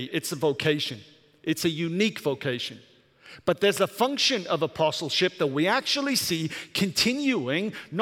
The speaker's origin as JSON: {"language": "English", "area": "Welsh", "region": "Wales", "country": "United Kingdom", "moved": "yes", "lives_now": "Michigan, United States", "said": "I'm Welsh"}